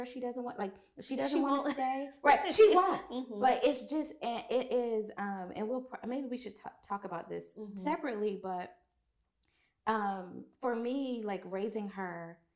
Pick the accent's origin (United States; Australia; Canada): United States; the South; growing up in the South, you know, you hugged everybody